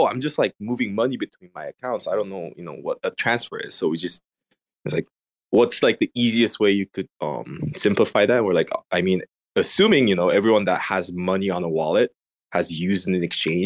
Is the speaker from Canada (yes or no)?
no; Indonesia; I grew up in Indonesia